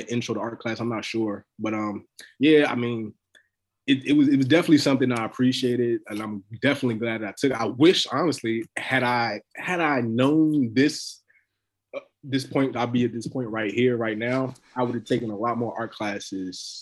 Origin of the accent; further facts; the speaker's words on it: North Carolina, United States; I was born in North Carolina. All my family's in North Carolina.